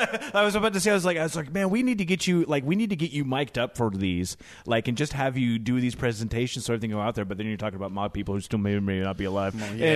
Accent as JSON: {"language": "English", "town": "University Place", "region": "Washington", "country": "United States", "tie": "born or raised there", "said": "I grew up in University Place"}